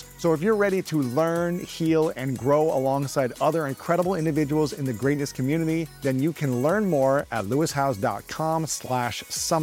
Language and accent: English; Columbus, Ohio, United States; my hometown of Columbus, Ohio